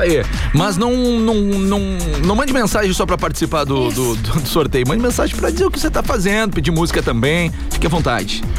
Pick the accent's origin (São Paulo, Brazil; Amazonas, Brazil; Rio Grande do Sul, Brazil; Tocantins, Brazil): Rio Grande do Sul, Brazil; Pelotas; eu sou do Fragata